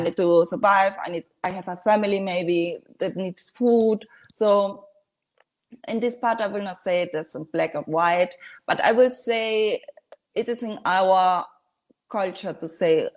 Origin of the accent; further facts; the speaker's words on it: Spain; English is a second language; moved away as an adult; also born or lived in Dominican Republic; now in Germany; I moved to Spain, uh, went to school and did my graduate in high school